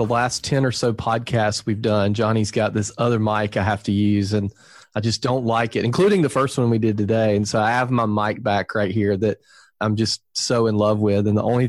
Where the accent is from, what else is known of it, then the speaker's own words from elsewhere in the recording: Southern, United States; accent: Southern; my Southern accent comes out on the other mic.